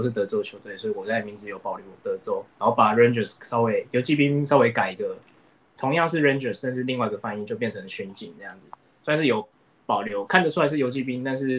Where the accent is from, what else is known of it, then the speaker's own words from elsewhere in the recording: Taiwan; also born or lived in Nagoya, Japan; 我自己小时候看棒球开始是小时候住日本，那那边就是属地主义嘛。我那时候是住名古屋，就是很理所当然支持那个中日东。然后后来搬到台湾，搬回来台湾以后